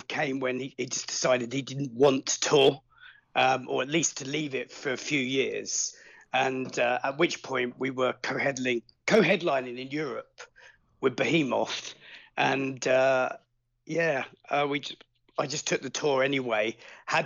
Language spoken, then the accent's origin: English; Suffolk, East of England, United Kingdom; also born or lived in Hertford; I was born there, but I grew up in Suffolk.